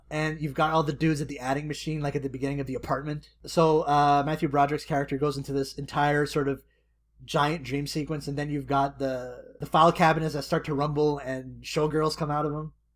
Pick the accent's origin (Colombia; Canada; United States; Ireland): Canada; I am Canadian